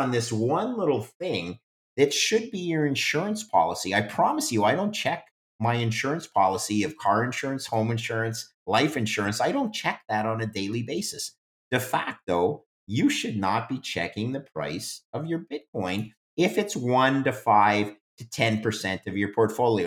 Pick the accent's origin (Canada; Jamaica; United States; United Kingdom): Canada; I'm English Canadian